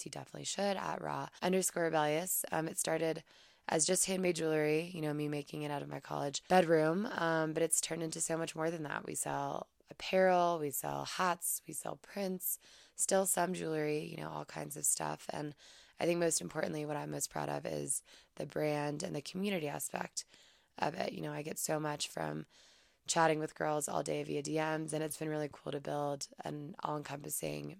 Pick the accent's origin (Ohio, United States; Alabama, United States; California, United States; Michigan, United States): Alabama, United States; Madison; moved away as an adult; also born or lived in Auburn, Alabama; now in Breckenridge, United States; I am from Madison, Alabama originally, currently living in Breckenridge, Colorado